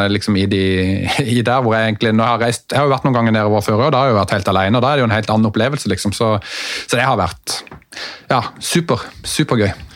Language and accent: Norwegian; Mandal, Agder, Norway; jeg er jo fra Mandal